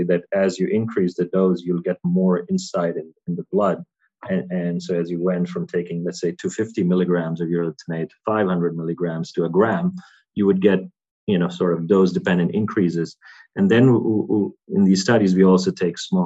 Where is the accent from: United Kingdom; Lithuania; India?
India; moved away; also born or lived in United States / Europe; growing up in India, taking a lot of antibiotics, I think, and then migrating and being on different diets, Indian diet to American diet, and now more European diet